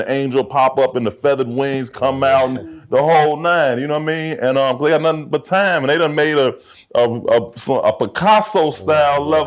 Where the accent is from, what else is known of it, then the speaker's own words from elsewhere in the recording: Chicago, Illinois, United States; I grew up, you know, I'm from Hyde Park.